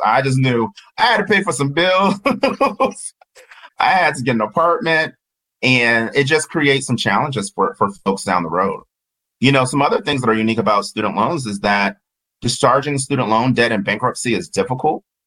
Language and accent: English; Georgia, United States; I'm Southern and from Georgia